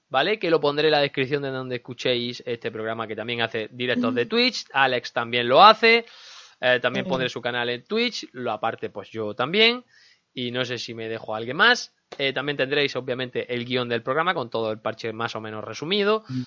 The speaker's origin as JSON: {"language": "Spanish", "region": "Andalusia", "country": "Spain", "said": "todos somos andaluces"}